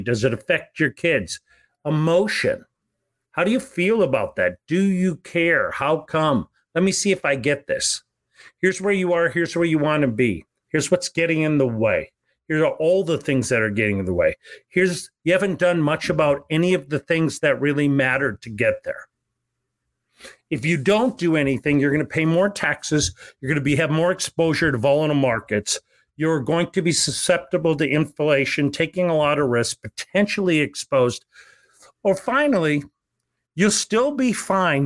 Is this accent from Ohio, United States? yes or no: no; Bismarck, North Dakota, United States; moved away; my hometown of Bismarck, North Dakota